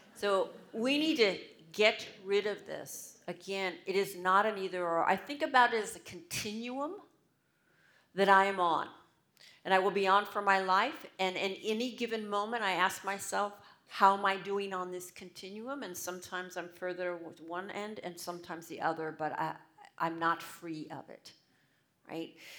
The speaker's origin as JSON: {"language": "English", "country": "United States", "said": "I'm American"}